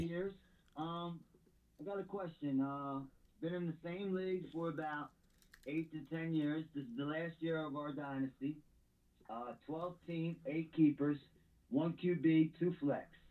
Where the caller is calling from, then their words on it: Detroit, Michigan, United States; I'm calling from Detroit.